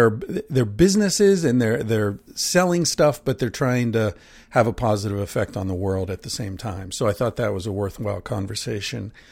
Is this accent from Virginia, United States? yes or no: no; Pennsylvania, United States; when I grew up in Pennsylvania, there was a place called Hempfield Township